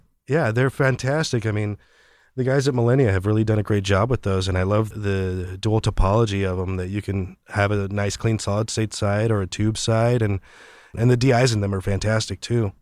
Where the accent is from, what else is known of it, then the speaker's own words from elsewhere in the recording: Orange County, California, United States; moved away as an adult; also born or lived in Mexico City, Mexico / Los Angeles; now in San Francisco, United States; we moved to Orange County in Southern California